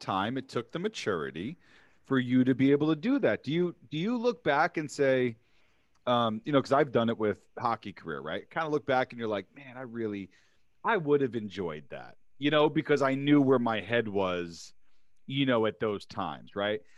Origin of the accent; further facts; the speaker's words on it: New York City, New York, United States; I grew up in New York City